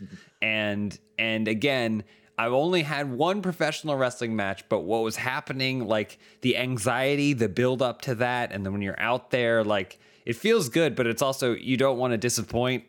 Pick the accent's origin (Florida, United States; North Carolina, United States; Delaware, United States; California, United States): North Carolina, United States; Charlotte; I grew up in the South. I grew up in Charlotte, North Carolina.